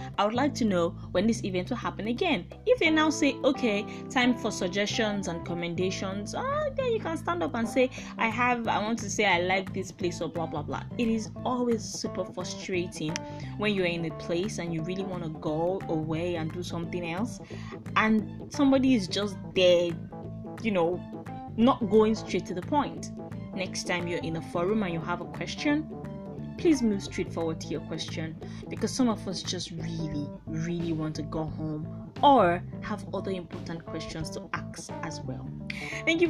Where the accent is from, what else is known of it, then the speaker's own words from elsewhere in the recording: Nigeria; I'm Nigerian